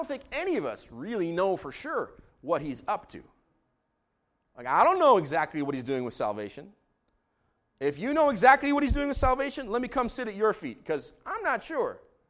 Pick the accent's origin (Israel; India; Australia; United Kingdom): Israel; As a kid growing up in Israel, every time we came to this season in the church calendar, you'd have all these tour groups from North America